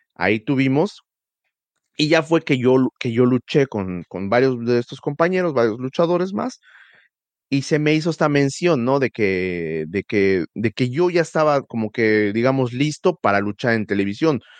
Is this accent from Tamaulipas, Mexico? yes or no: no; Tulancingo, Hidalgo, Mexico; yo crecí en Tulancingo